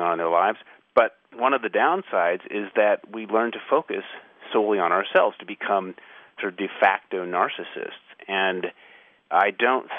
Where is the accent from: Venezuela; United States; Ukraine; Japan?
United States; I'm an American author